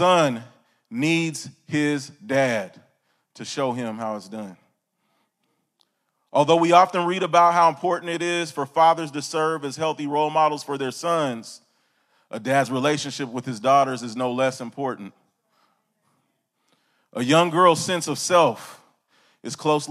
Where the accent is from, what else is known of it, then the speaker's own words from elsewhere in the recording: California, United States; I'm from California, the Golden State, sunshine